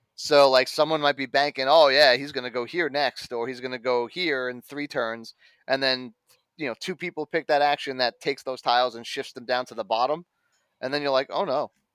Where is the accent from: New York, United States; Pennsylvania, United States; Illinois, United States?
New York, United States; I'm a New Yorker